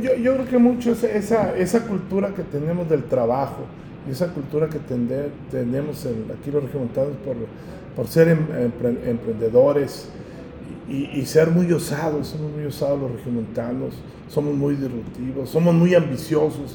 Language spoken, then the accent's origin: Spanish; Monterrey, Nuevo León, Mexico; nosotros los regiomontanos